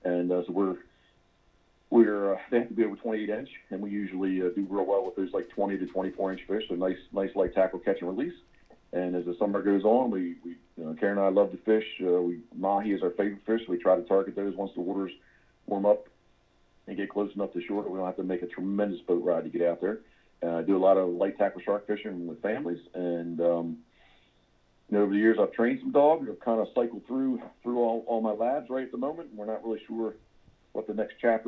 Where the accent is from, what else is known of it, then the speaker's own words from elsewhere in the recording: Havre de Grace, Maryland, United States; I'm originally from Havre de Grace, Maryland